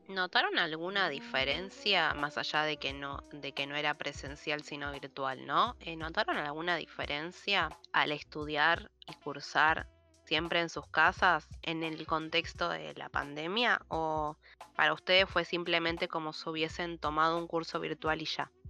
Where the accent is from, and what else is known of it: Argentina